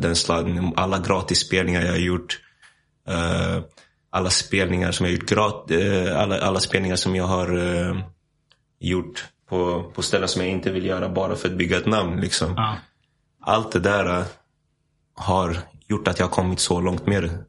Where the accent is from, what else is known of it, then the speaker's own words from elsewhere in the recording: Stockholm, Stockholm County, Sweden; moved away as an adult; also born or lived in United States / Iceland / Nässjö; now in Spain; jag växte upp i Hässelby